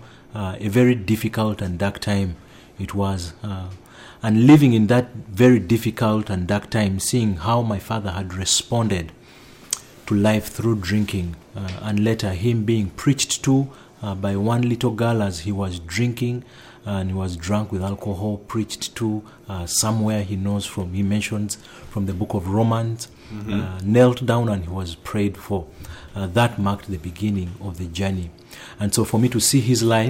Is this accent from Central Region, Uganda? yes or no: no; Northern Region, Uganda; now in Kampala, Uganda; I come to you from Kampala and born and raised in northern Uganda